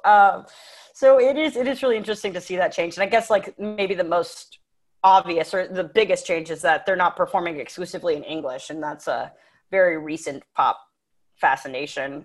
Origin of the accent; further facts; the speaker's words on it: United States; I'm an American